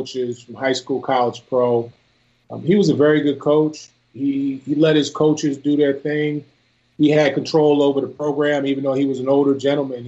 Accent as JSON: {"language": "English", "town": "Philadelphia", "region": "Pennsylvania", "country": "United States", "tie": "born or raised there", "also_born_or_lived": "Chambersburg, Pennsylvania", "said": "I was raised in Philly. In seventh grade, I went away to a military school. It's in Chambersburg, Pennsylvania"}